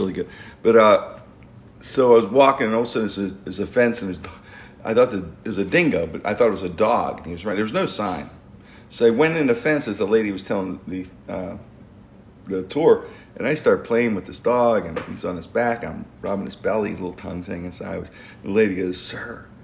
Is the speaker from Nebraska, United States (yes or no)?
no; Pittsburgh, Pennsylvania, United States; I grew up in the Strip District